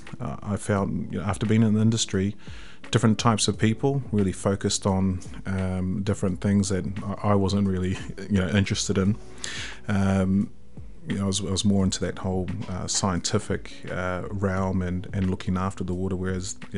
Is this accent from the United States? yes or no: no; Hamilton, Waikato, New Zealand; also born or lived in Tauranga; born in Tauranga but raised here in Hamilton in the Waikato.